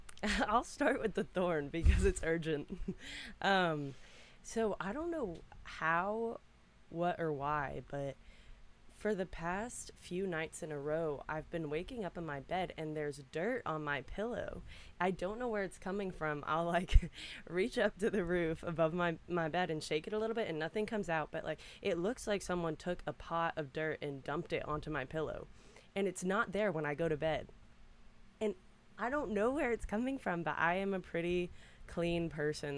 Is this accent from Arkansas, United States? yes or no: no; Reston, Virginia, United States; I'm from Reston, Virginia. It's right outside of DC